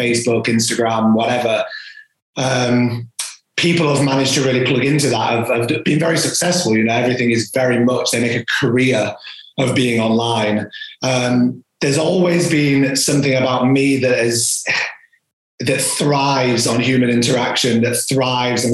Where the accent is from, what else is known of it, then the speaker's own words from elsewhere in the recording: York, Yorkshire and the Humber, United Kingdom; I am from York, North Yorkshire